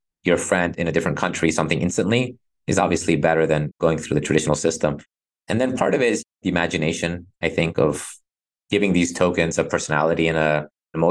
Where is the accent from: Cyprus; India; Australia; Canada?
Cyprus; I'm from Cyprus.